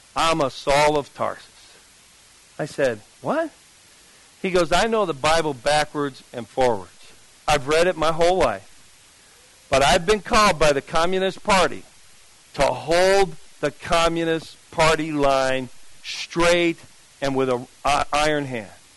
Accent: New Jersey, United States; I'm from Jersey

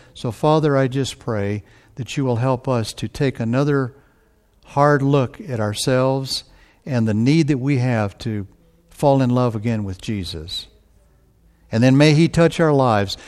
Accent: Texas, United States; I'm from Texas

